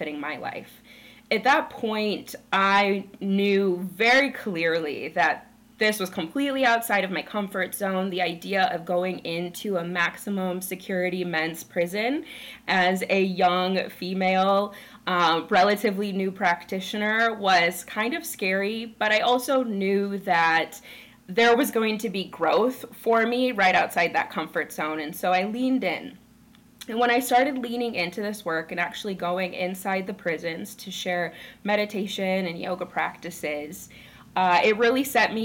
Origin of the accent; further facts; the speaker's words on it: rural Minnesota, United States; I grew up in Minnesota. I was raised in rural Minnesota